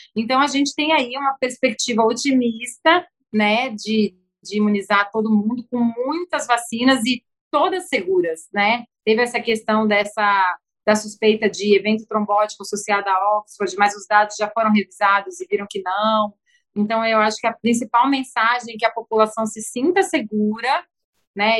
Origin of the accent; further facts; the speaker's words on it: São Paulo, Brazil; now in Rio de Janeiro, Brazil; eu sou paulistana, mas já é minha casa